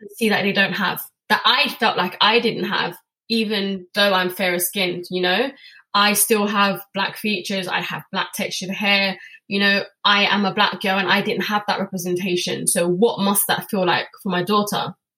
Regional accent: England, United Kingdom; I'm British born. My dad's British born.

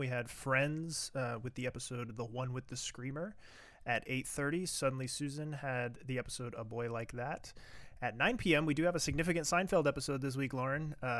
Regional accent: Williamsburg, Virginia, United States; Real ones go to Busch Gardens, right. Williamsburg, because that was my hometown theme park.

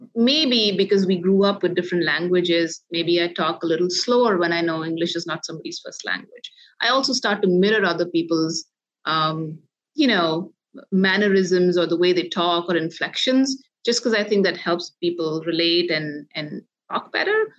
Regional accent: India; moved away; growing up in India where there's a multilingual environment

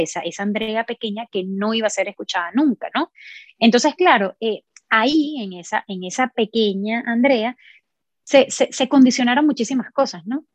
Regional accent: Venezuela; moved away as an adult; also born or lived in Miami, United States; now in Orlando, United States; soy de Venezuela, crecí en Venezuela

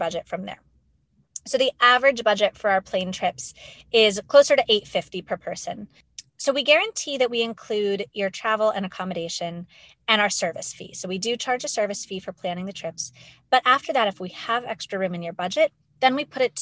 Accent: Pittsburgh, Pennsylvania, United States; I grew up in Pittsburgh, Pennsylvania

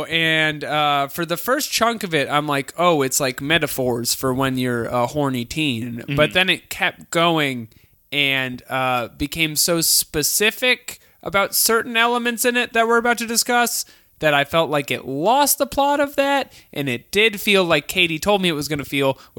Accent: Chicago, Illinois, United States; I'm from Chicago.

